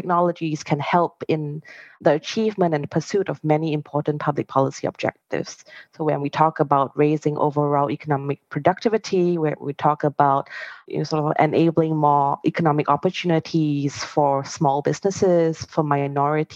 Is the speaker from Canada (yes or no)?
no; Singapore; I'm Singaporean